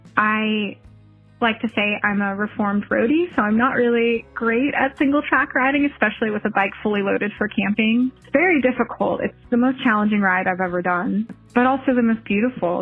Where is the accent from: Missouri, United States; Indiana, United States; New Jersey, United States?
New Jersey, United States; now in St. Augustine, United States; I live in St. Augustine, Florida and I'm from New Jersey